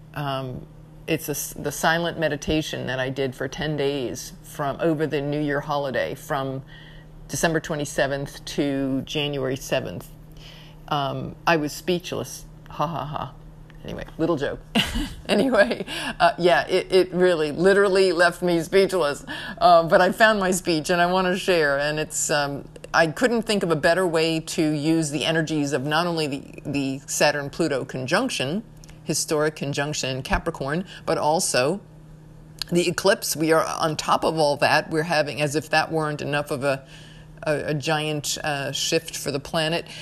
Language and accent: English; New York, United States; I'm from New York.